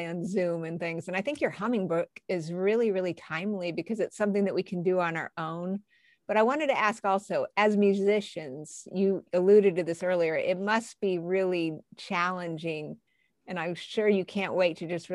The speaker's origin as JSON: {"language": "English", "region": "New Mexico", "country": "United States", "moved": "yes", "said": "I'm from New Mexico originally"}